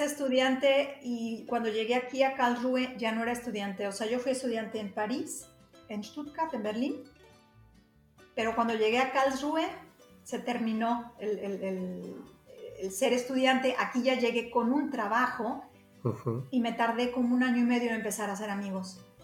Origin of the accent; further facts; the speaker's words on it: Guadalajara, Jalisco, Mexico; moved away as an adult; now in Germany; yo soy de Guadalajara